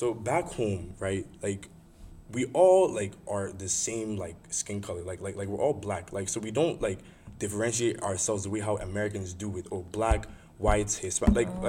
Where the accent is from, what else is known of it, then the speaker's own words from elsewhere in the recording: Nigeria; accent: Nigerian; moved away; I was born here, but as soon as I was born, I was just, like, I was shipped to Nigeria.